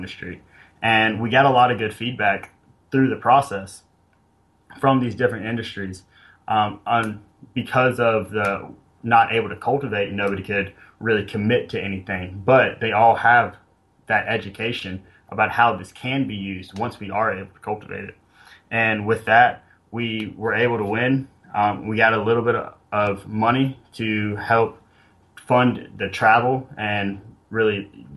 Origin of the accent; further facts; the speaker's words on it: Gilbert, South Carolina, United States; also born or lived in Charleston, South Carolina; I'm from South Carolina, born and raised here.